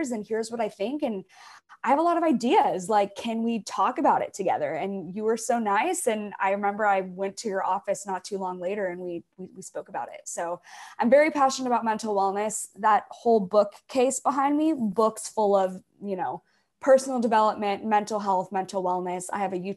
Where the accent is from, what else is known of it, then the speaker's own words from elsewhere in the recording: Orange County, California, United States; I grew up in Orange County